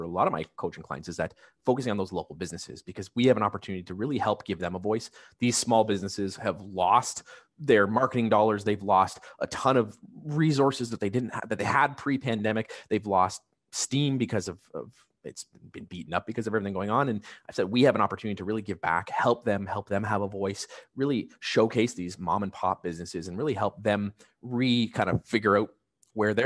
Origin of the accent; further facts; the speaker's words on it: Niagara, Ontario, Canada; now in Hamilton, Canada; I grew up in Niagara. I'm in Hamilton myself